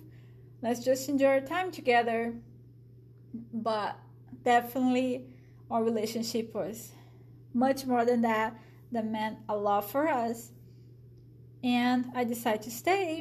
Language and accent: English; Brazil; accent: Brazilian; English is a second language; moved away as an adult; now in Michigan, United States; a Brazilian. You guys probably figured out by my accent.